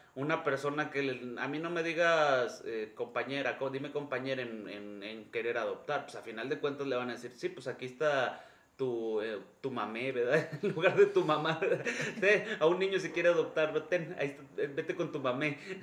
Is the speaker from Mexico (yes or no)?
yes; Mexico; aquí en México